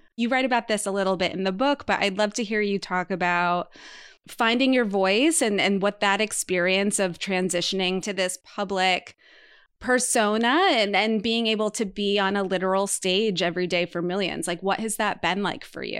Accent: Martha's Vineyard, Massachusetts, United States; Emma and I come from the same hometown, the island of Martha's Vineyard.

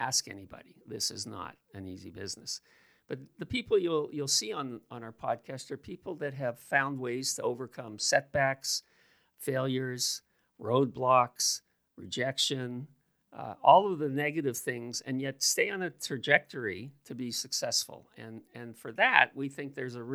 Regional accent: Toronto, Ontario, Canada; I grew up at Keelan Wilson. And when I grew up there, it was heavily an Italian neighborhood

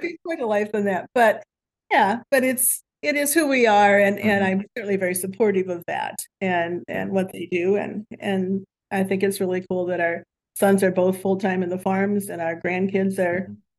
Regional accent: Archbold, Ohio, United States; I grew up here in Archbold in Northwest Ohio

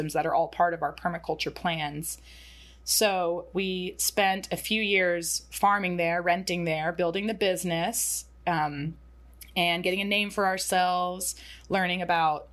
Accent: Atlanta, Georgia, United States; Zach and I grew up in and around Atlanta.

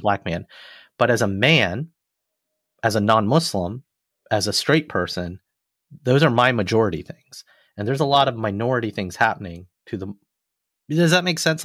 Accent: Alabama, United States; moved away; an Indian American boy who came from Alabama

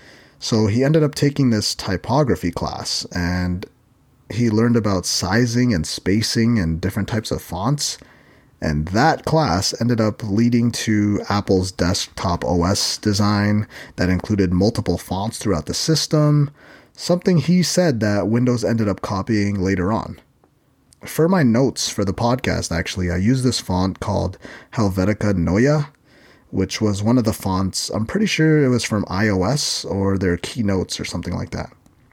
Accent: Philippines; And being Filipino, I basically eat rice for every meal.

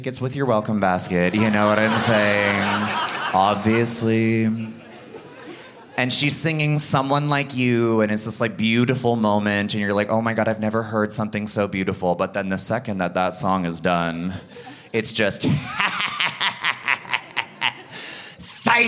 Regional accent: Ottawa, Ontario, Canada; I'm from Ottawa. I'm from the East End

